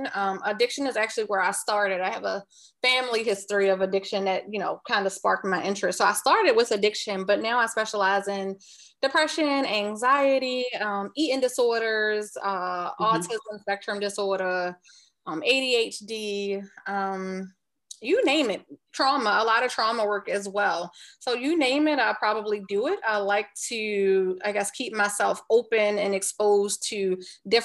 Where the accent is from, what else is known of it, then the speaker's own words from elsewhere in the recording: Baltimore, Maryland, United States; moved away as an adult; now in North Carolina, United States; I am originally from Baltimore. I was born and raised in Baltimore. I live in North Carolina now.